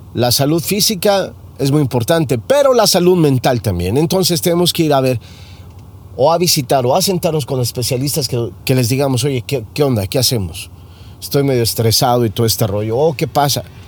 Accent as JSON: {"language": "Spanish", "country": "Mexico", "moved": "yes", "lives_now": "United States", "said": "como mexicano"}